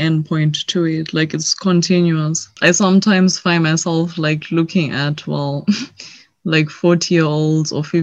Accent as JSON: {"language": "English", "country": "Zimbabwe", "moved": "as an adult", "lives_now": "Netherlands", "said": "I am from Zimbabwe, and I'm currently living in the Netherlands"}